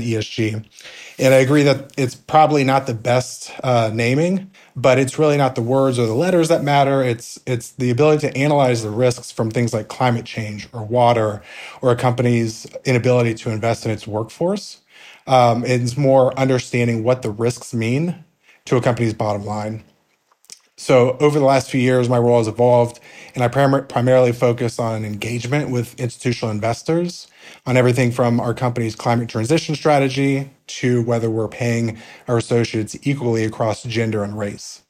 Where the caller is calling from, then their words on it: Atlanta, Georgia, United States; I'm calling in from Atlanta.